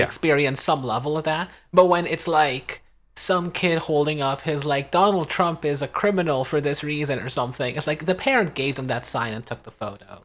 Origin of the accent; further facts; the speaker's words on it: California, United States; as a Californian